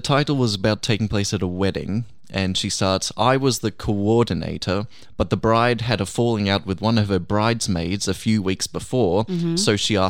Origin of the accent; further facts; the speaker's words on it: Canada; He's from the UK and I'm from Canada, but we were both backpacking.